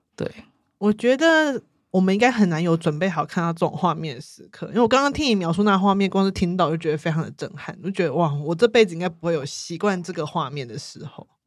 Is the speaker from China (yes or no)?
no; Hsinchu, Hsinchu City, Taiwan; 新竹感觉是一个相对而言很没有味道的城市